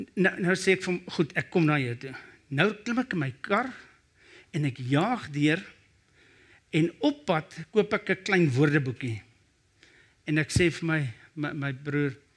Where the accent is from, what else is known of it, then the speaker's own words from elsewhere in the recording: Brakpan, Gauteng, South Africa; Ek kom van Brakpan af.